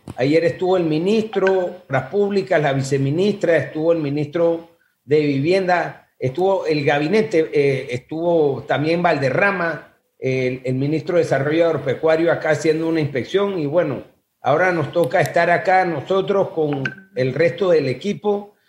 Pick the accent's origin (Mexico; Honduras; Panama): Panama; como panameños